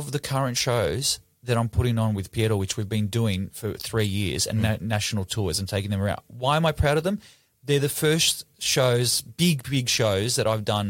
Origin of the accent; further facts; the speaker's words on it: Melbourne, Victoria, Australia; I'm from Melbourne